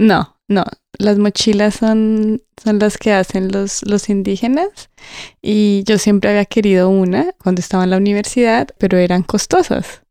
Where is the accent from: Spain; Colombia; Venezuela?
Colombia; now in England, United Kingdom; soy colombiana